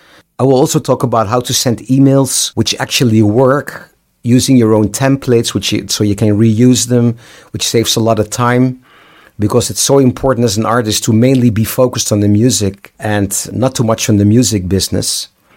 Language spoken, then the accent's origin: English; Amsterdam, North Holland, Netherlands; I'm from Amsterdam.